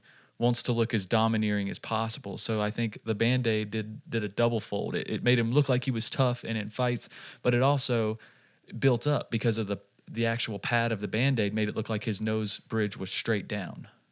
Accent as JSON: {"language": "English", "region": "North Carolina", "country": "United States", "tie": "born or raised there", "also_born_or_lived": "Las Vegas", "moved": "as an adult", "said": "we moved from North Carolina to here"}